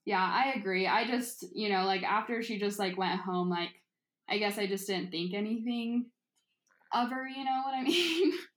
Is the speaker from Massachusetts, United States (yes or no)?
no; Utah, United States; growing up in Utah, like, it's mainly just white people